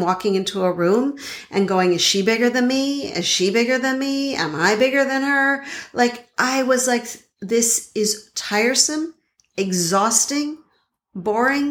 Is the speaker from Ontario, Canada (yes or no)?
no; Montreal, Quebec, Canada; now in Boston, United States; I now live in Boston, but I grew up in Montreal